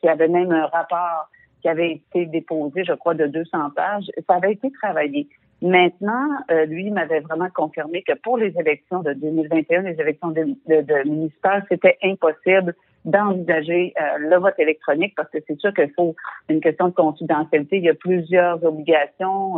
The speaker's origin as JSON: {"language": "French", "region": "Quebec", "country": "Canada", "said": "en tant que Québécois"}